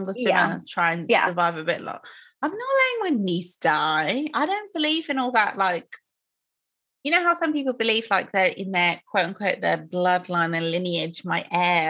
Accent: Nigeria; I'm Nigerian

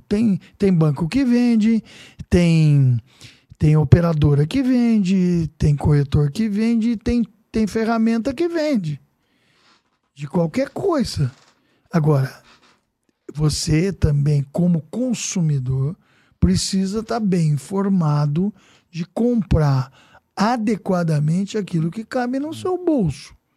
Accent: Casa Branca, São Paulo, Brazil; now in São Paulo, Brazil; eu tenho uma pizzaria trinta e oito, trinta e sete anos lá em Casa Branca, né, minha terra natal

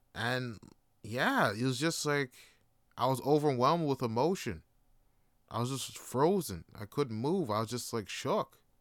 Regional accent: Canada; also born or lived in Jamaica; growing up in Canada, I was born here, but I was raised in a Jamaican household

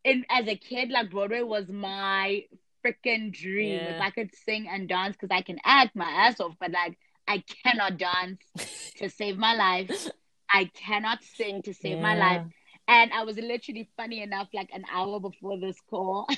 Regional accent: South Africa; I'm South African. I'm Xhosa

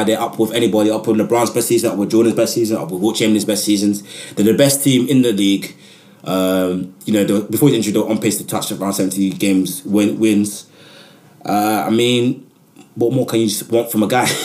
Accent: Nigeria; and I'm a Nigerian man.

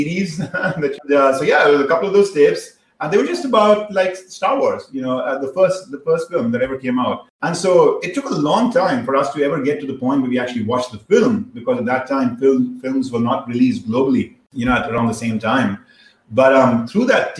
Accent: India; moved away; I was growing up in India

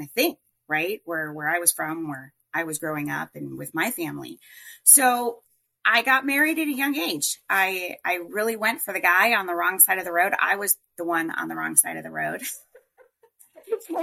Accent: Colorado, United States; now in Phoenix, United States; I grew up in Colorado

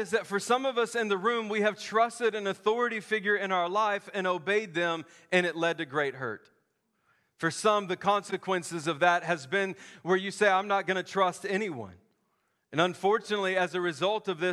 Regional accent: the South, United States; I grew up in the South

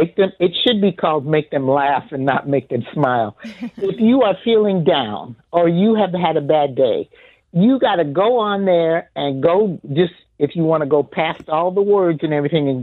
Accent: California, United States; moved away; I'm a transplant from California, so I never had the pleasure of eating at Stroud's.

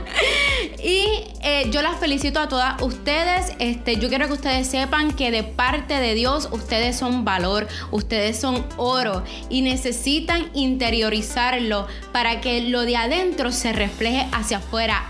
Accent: Ponce, Puerto Rico; Todos los que somos de, de Puerto Rico, especialmente del área de Ponce

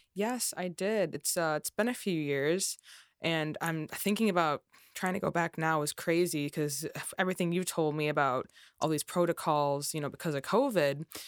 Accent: Chicago, Illinois, United States; production sound in the Chicagoland area, where I'm also from

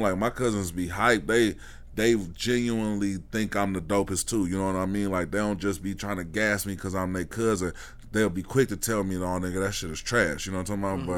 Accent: Detroit, Michigan, United States; moved away; growing up in Detroit in the nineties

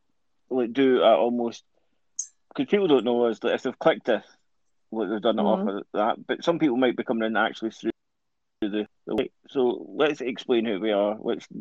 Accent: Greenock, Scotland, United Kingdom; born or raised there

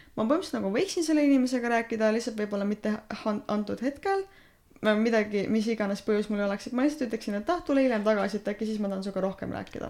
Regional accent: Estonia; ma olen eestlane

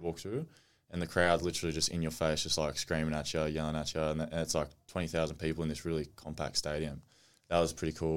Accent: Australia; growing up in Australia early on, rep footy

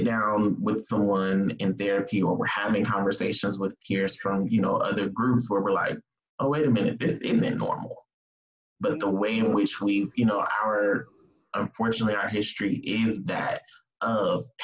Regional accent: California, United States; moved away as an adult; also born or lived in Georgia; I moved to Georgia from California.

